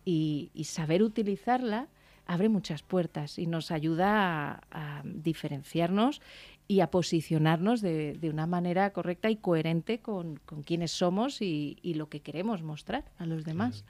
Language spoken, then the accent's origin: Spanish; Alicante, Valencian Community, Spain; moved away; fíjate que era mi tierra